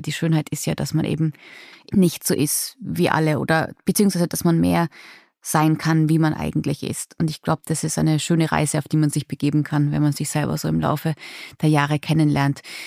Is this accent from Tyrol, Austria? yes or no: yes; Innsbruck, Tyrol, Austria; Und ich immerhin aus einer fast Großstadt im Vergleich, ja, aus Innsbruck.